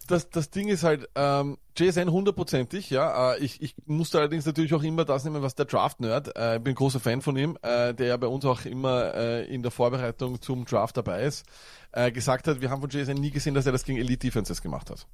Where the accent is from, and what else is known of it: Austria; accent: Viennese